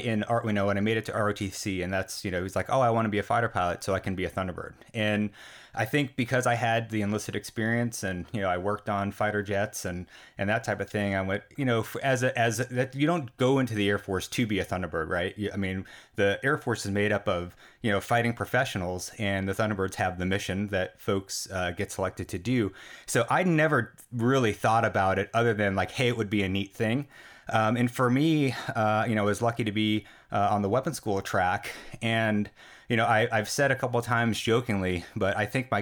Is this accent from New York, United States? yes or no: yes; New York, United States; I grew up in New York